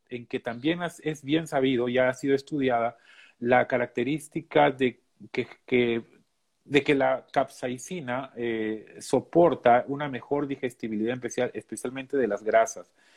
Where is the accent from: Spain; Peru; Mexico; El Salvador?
Peru; moved away as an adult; now in Minnesota, United States; soy de Perú